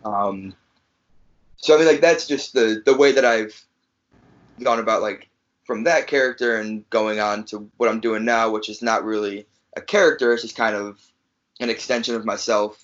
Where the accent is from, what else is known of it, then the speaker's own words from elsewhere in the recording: Chicago, Illinois, United States; also born or lived in New Jersey; I'm from fr- from Chicago, but I was originally born in New Jersey. I was born in New Jersey